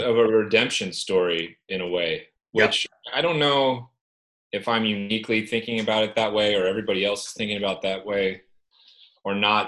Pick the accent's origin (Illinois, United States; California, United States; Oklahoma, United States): California, United States; Northern; growing up in Northern California